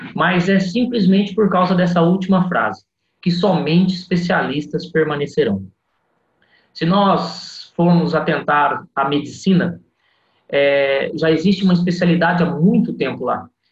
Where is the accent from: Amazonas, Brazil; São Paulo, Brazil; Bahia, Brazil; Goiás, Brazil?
São Paulo, Brazil; Bauru; also born or lived in Santa Albertina; Terra onde eu passei minha adolescência, meus avós mudaram da minha terrinha querida Santa Albertina, que é próximo de Jales, para Bauru